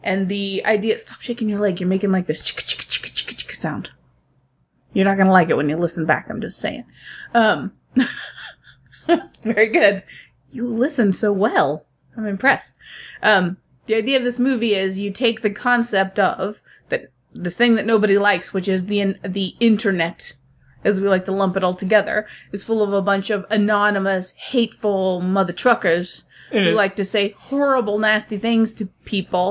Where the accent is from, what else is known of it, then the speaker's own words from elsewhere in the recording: United States; I'm American